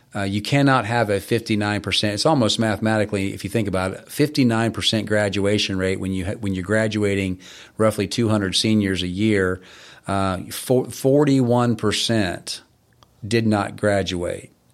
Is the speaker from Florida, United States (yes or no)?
yes; Florida, United States; also born or lived in Boston; I grew up in Florida